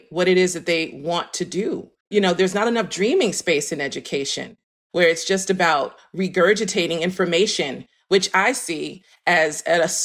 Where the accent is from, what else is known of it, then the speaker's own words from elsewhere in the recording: New York City, New York, United States; now in Philadelphia, United States; I am based in Philadelphia, PA, but I'm from Harlem, New York